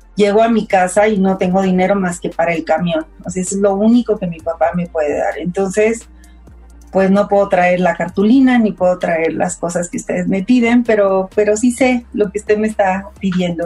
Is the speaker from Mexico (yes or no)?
yes; Coahuila, Mexico; moved away as an adult; now in Mexico City, Mexico; nací en Coahuila